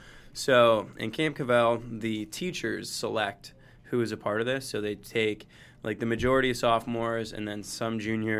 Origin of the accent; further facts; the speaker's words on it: Detroit, Michigan, United States; now in Los Angeles, United States; I'm from Michigan, from Metro Detroit, yes.